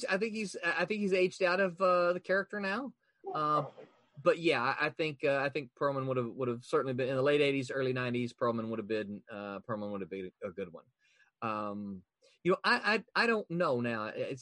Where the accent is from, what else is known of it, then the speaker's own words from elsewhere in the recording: Southern United States, United States; And you know, as a Southerner, one of the things I have a problem